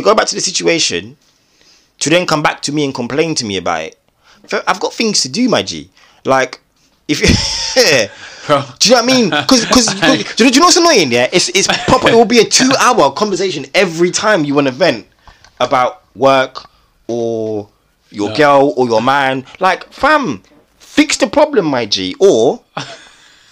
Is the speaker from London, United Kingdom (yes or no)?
yes; London, United Kingdom; I'm from South London